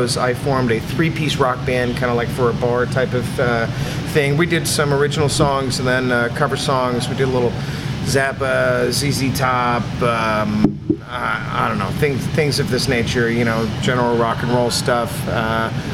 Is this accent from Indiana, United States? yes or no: yes; Franklin, Indiana, United States; I was from Franklin. That was the rival high school